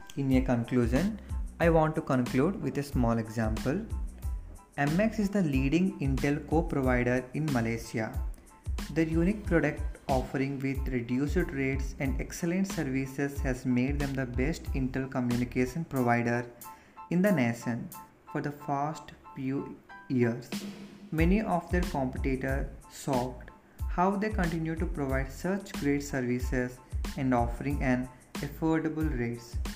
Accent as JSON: {"language": "English", "region": "Andhra Pradesh", "country": "India", "said": "I am from Andhra Pradesh."}